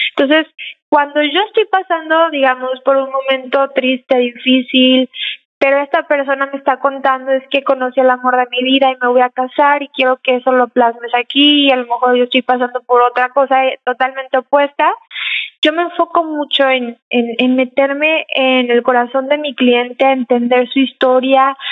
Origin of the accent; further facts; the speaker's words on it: Mexico; now in San Antonio, United States; yo nací aquí, pero me crié en México